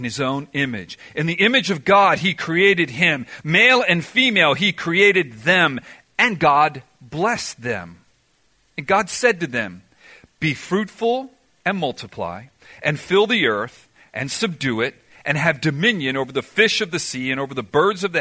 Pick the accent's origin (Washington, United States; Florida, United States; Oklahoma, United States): Florida, United States; Miami; I ended up growing up in Miami